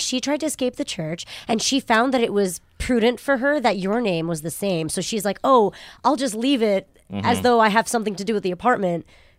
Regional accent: New Jersey, United States; also born or lived in Japan; Well, I wasn't born there. I was born in Japan, but I grew up in New Jersey.

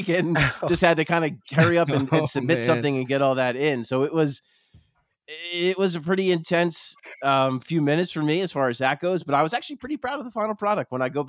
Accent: New Jersey, United States; I grew up around here. I grew up in South Jersey, but it's like I could throw a rock at the arena and the sports complex from here. And I grew up with it all.

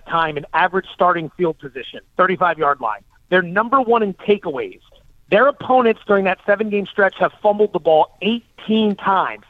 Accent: Allentown, Pennsylvania, United States; moved away as an adult; also born or lived in Las Vegas / San Diego / San Francisco; I grew up in Allentown, Pennsylvania

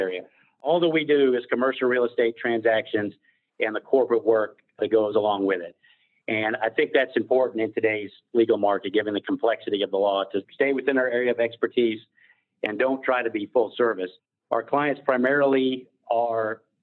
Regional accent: Atlanta, Georgia, United States; I was born in Atlanta, attended University of Georgia Law School

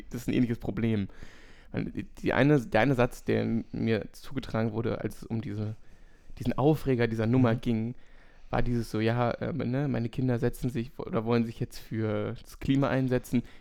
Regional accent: Germany; als Deutscher

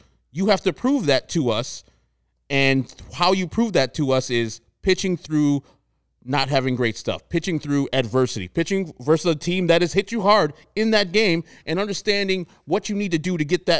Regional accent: Texas, United States; I'm from Texas, so I can handle the heat.

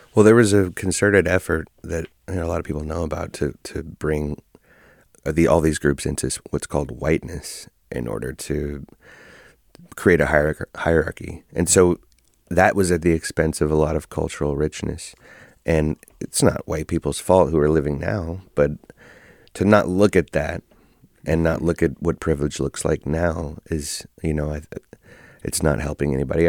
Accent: Oakland, California, United States; born and raised in Oakland

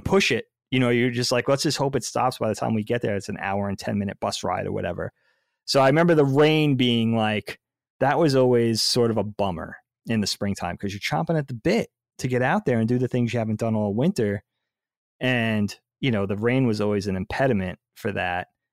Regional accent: Long Island, New York, United States; growing up on Long Island, I guess, in the whole northeast of the United States

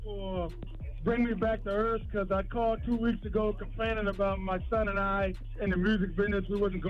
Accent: Ravenel, South Carolina, United States; also born or lived in Illinois; now in North Carolina, United States; Actually, I'm from South Carolina, Ravenel. I moved to Illinois, and I lived there for 32 years, and now I moved to North Carolina.

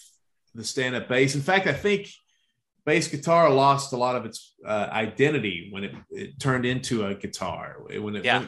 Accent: Baltimore, Maryland, United States; I grew up, I was born in Baltimore. That's something that I think I mentioned in almost every movie we've done so far.

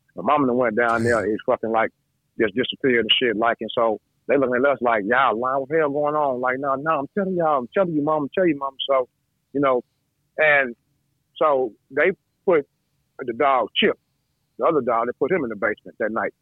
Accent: Toledo, Ohio, United States; Toledo, yeah, Toledo, thirty three fifty eight Mayor Street

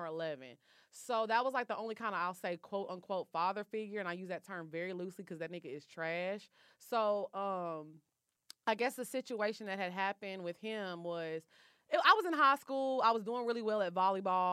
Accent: Texas, United States; also born or lived in California; I was born in California. My dad passed away. So me, my mom, my sister, we moved back to Texas.

